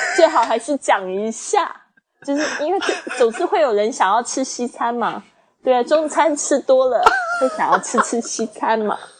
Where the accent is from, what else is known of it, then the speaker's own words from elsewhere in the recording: China; 我是中国的